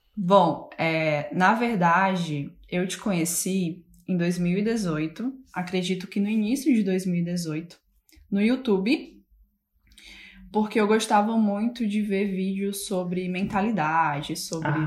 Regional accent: Fortaleza, Ceará, Brazil; moved away as an adult; also born or lived in Hull, England; now in Manchester, United Kingdom; na mesma cidade que eu nasci, né? Que é Fortaleza, Ceará. Sou, sou do Ceará

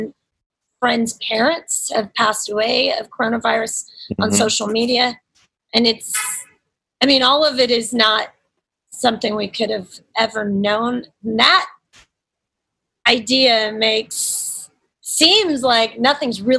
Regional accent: Nashville, Tennessee, United States; moved away; my hometown, Nashville.

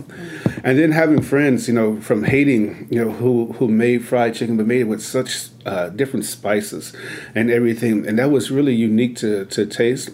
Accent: Chicago, Illinois, United States; moved away; growing up in Chicago, where sugar and cornbread is is is a religion

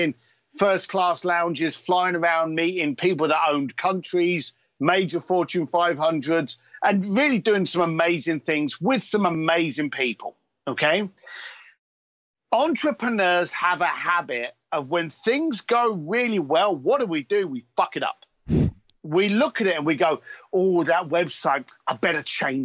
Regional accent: London, United Kingdom; I am an Irish whiskey drinking biker from East London

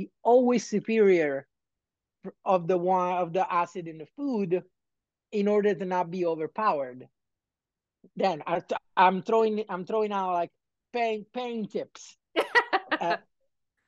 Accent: Naples, Campania, Italy; I was born and raised in Naples

